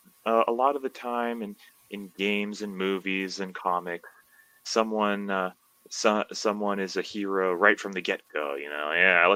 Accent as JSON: {"language": "English", "country": "Belize", "tie": "born or raised there", "also_born_or_lived": "Southern Illinois, United States", "moved": "as an adult", "lives_now": "Taiwan", "said": "So I was born in Southern Illinois. Right. And my family moved to Belize when I was pretty young."}